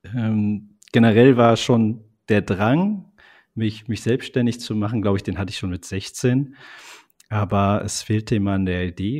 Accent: Eifel, Germany; Also gebürtig eigentlich komme ich aus der Eifel

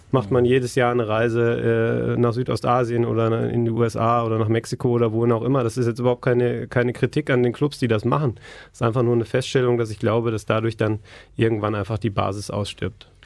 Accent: Essen, North Rhine-Westphalia, Germany; ich bin in Essen aufgewachsen

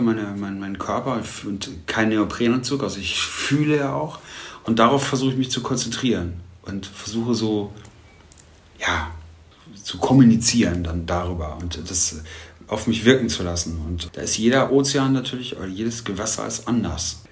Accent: Germany; als Deutscher

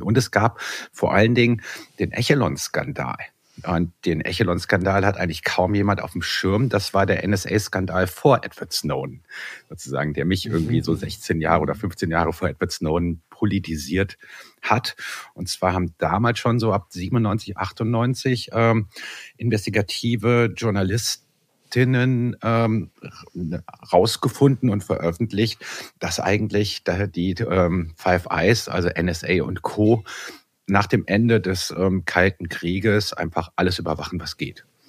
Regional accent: Bonn, North Rhine-Westphalia, Germany; ich komme aus Bonn

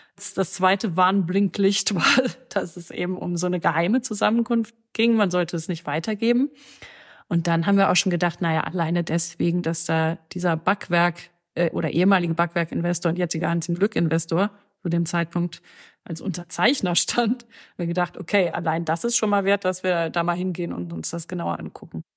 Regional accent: Cologne, North Rhine-Westphalia, Germany; in Köln, in meiner Heimatstadt

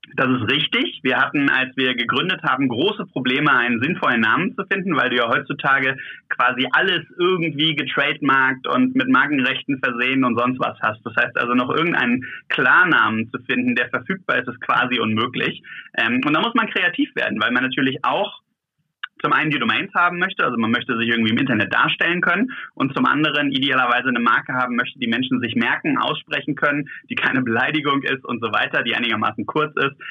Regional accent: Germany; hier bei uns in Deutschland

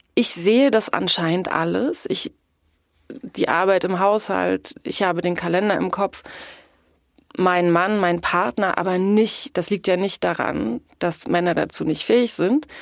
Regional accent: East Germany, Germany; ich bin in der DDR aufgewachsen. Die ersten sieben Jahre meines Lebens.

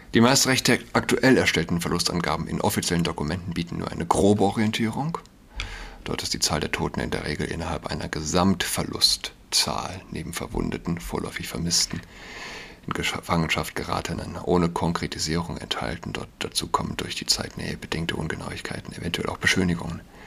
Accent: Saarland, Germany; Verdun ist nicht weit von meiner Heimat, dem Saarland.

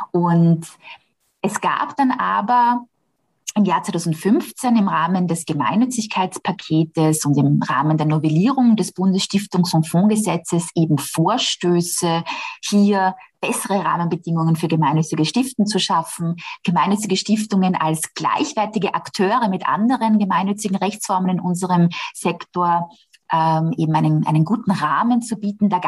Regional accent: Austria; ist das bei uns in Österreich gar nicht so.

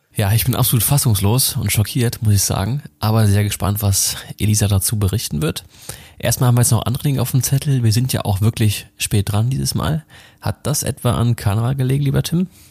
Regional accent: Rhineland, Germany; Ich bin ja gebürtiger Rheinländer, an Weiber fast noch geboren

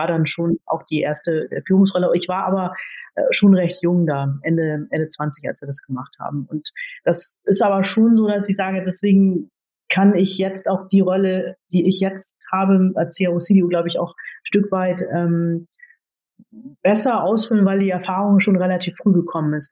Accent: Cuxhaven, Lower Saxony, Germany; also born or lived in Philippines; wenn man dann so aus einer sehr behüteten Kleinstadt im Norden kommt, ich komme gebürtig aus Cuxhaven

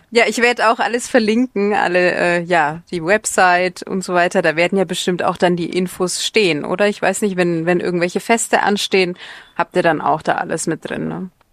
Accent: Nuremberg, Bavaria, Germany; moved away as an adult; now in Indonesia; meine Heimatstadt

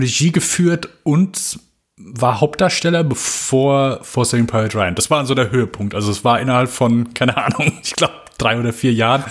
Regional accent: Germany; bei uns in Deutschland

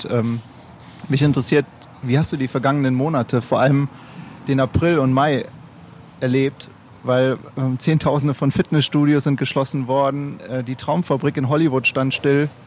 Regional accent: Recklinghausen, North Rhine-Westphalia, Germany; moved away; Ja, ich komme ja gebürtig aus Recklinghausen.

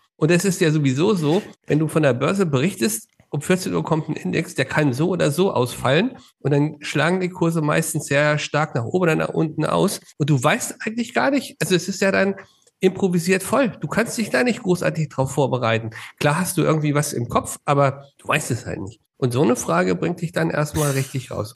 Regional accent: Hanover, Lower Saxony, Germany; now in Nuremberg, Germany; Ursprünglich komme ich aus Hannover

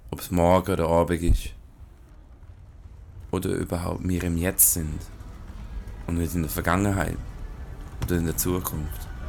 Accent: Hong Kong; Also ich bin auch in Hongkong aufgewachsen, also ich bin ähm, Auslandsschweizer, ich habe noch nie als Schweizer in der Schweiz gelebt

